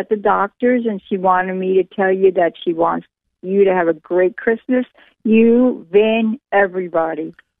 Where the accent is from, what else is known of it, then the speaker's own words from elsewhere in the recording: New Jersey, United States; I'm 41. We're both from New Jersey